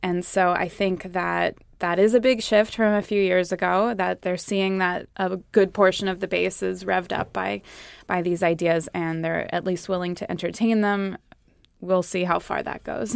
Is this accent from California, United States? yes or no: yes; California, United States; moved away; my home state, California